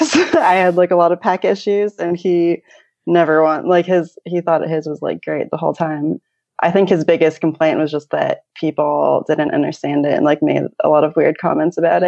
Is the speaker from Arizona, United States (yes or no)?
no; California, United States; now in New Zealand; I grew up in California, so my parents are still there